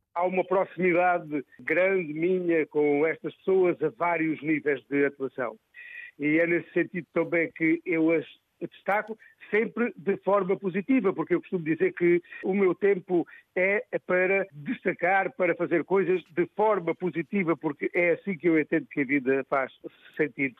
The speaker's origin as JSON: {"language": "Portuguese", "area": "Vale de Vilão", "region": "Alentejo", "country": "Portugal", "tie": "born or raised there", "said": "Eu nasci em Val de Vilão"}